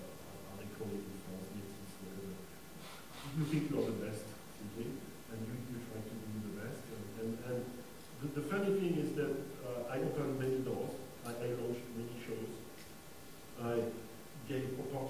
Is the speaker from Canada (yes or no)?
no; Mali; When I was born in Africa, I spent my childhood in Africa. So from the very beginning, to me, all these questions of race, relations, background were mixed, because I remember I was born in Mali